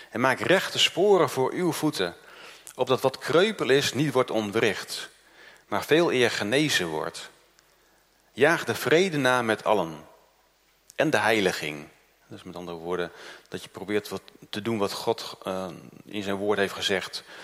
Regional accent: Groningen, Netherlands; also born or lived in Noord-Holland; ik ben uit Noord-Holland eh, verhuisd naar Groningen. Ik was zeven jaar.

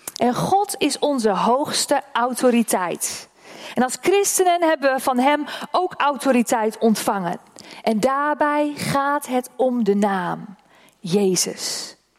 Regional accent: Oldehove, Groningen, Netherlands; Dat is mijn geboortedorp. Die toren staat in Oldhoven.

